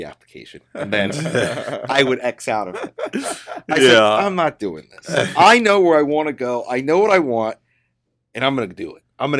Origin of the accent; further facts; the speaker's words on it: Chicago, Illinois, United States; born there; I was born in Chicago, Illinois, or a suburb of Chicago